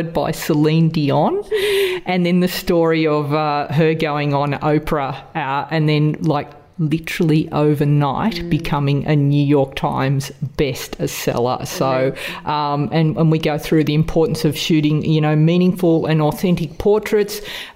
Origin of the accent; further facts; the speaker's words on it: Australia; accent: Aussie; two Aussie accents